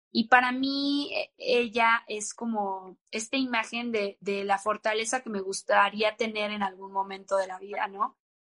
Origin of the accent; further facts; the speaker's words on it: Guadalajara, Jalisco, Mexico; yo crecí en Guadalajara